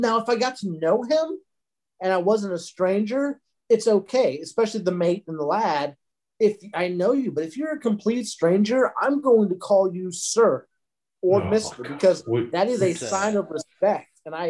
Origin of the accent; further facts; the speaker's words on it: the South, United States; moved away; I'm from the South